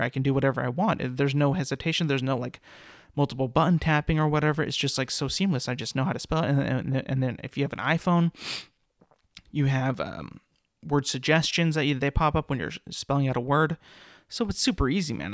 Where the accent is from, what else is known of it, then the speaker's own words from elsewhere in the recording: California, United States; I'm from California, and I went to Fresno State